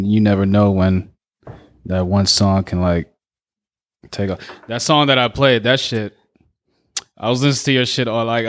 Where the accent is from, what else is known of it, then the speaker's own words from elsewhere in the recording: Philadelphia, Pennsylvania, United States; I'm from Philly.